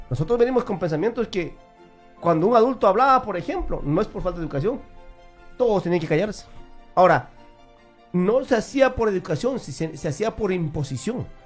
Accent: Peru; Yo soy de Perú y yo puedo decir que, que Estados Unidos con Perú no se comparan para nada.

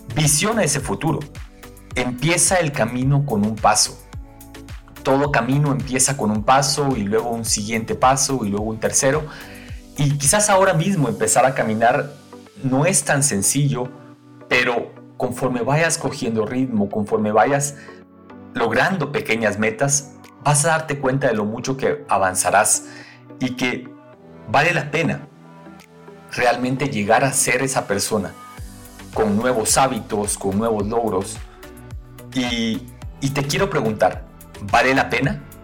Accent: Guatemala; now in Quito, Ecuador; soy guatemalteco de nacimiento y ecuatoriano de corazón

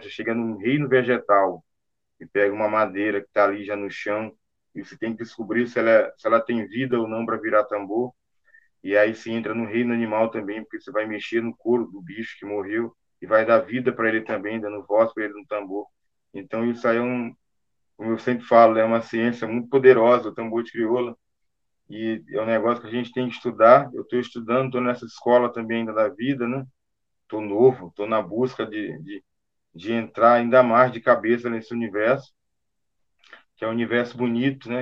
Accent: São Luís, Maranhão, Brazil; eu sou natural de São Luís do Maranhão.

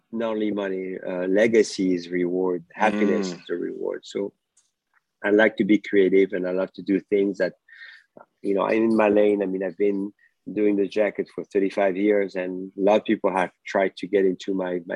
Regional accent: France; moved away as an adult; now in United States; My background was mostly math and physics when I grew up in France. And when I moved to America

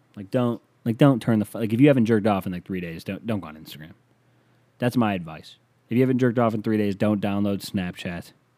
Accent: Canada; I'm from Canadian

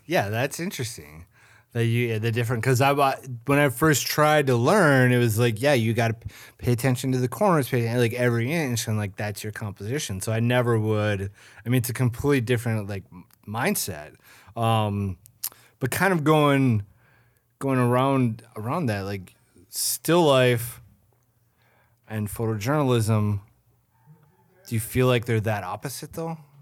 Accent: St. Cloud, Minnesota, United States; moved away; I'm from Saint Cloud

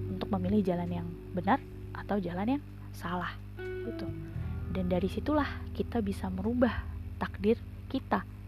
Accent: Indonesia; kita lahir di Indonesia

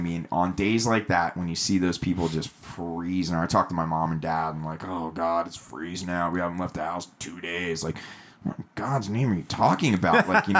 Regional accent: Atlanta, Georgia, United States; now in California, United States; I come from the East Coast. I come from Atlanta

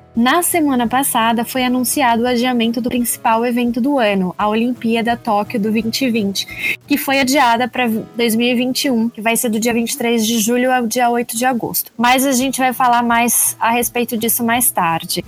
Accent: Brazil; now in Japan; nós brasileiros

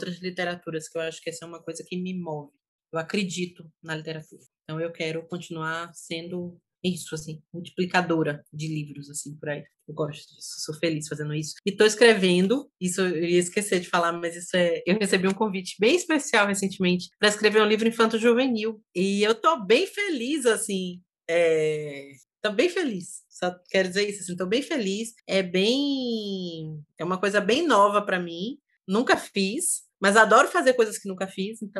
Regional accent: Salvador, Bahia, Brazil; Estou voltando para a Bahia, né? De volta à Bahia, minha terra.

